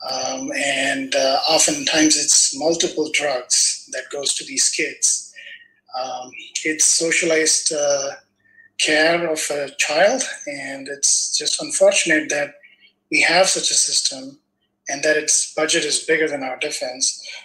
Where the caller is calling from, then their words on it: Los Angeles, California, United States; Uh, yes, I'm from Los Angeles.